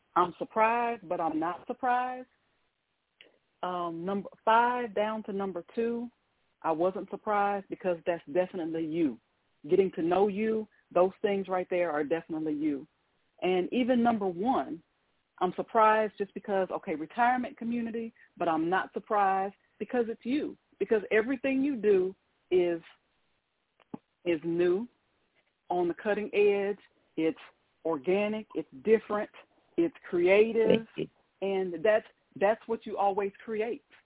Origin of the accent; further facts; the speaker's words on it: Ohio, United States; now in Mississippi, United States; growing up in Ohio and having all the snow and everything